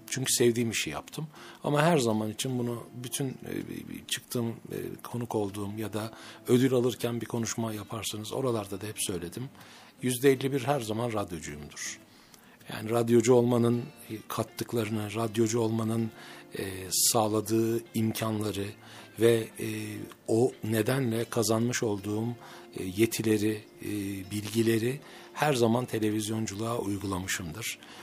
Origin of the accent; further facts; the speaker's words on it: Ankara, Turkey; also born or lived in Mersin; 1964 yılında Ankara'da dünyaya geldim.